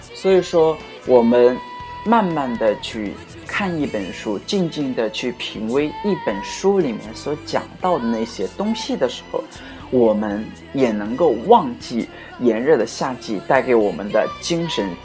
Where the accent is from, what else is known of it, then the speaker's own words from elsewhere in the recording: China; 我们中国人